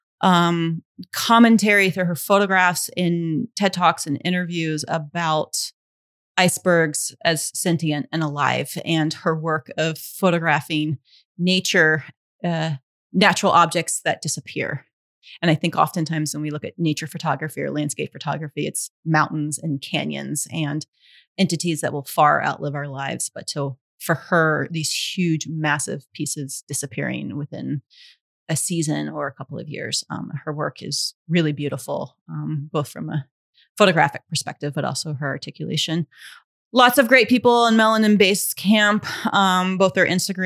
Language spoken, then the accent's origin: English; Mobile, Alabama, United States; I'm from the Gulf Coast. I'm from Mobile, Alabama